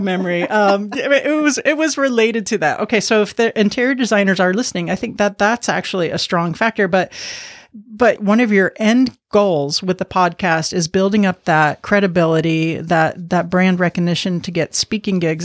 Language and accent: English; Miami, Florida, United States; I'm from Miami, so I do speak some Spanish